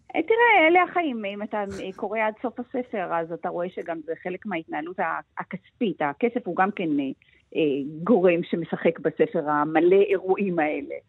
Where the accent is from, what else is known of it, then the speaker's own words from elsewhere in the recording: Israel; אנחנו גדלנו בארץ שמעולם לא השתמשה בתאורת גז